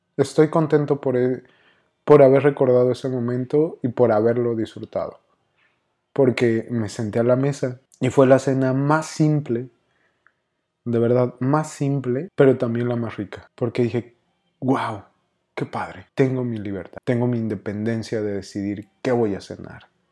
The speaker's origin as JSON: {"language": "Spanish", "region": "Mexico City", "country": "Mexico", "accent": "chilango", "moved": "as an adult", "lives_now": "Monterrey, Mexico", "said": "espero que todavía siga manteniendo mi acento chilango"}